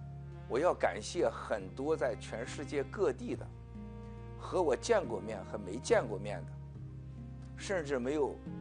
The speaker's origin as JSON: {"language": "Chinese", "region": "Shandong", "country": "China", "tie": "born or raised there", "moved": "as an adult", "said": "在我们山东老家，"}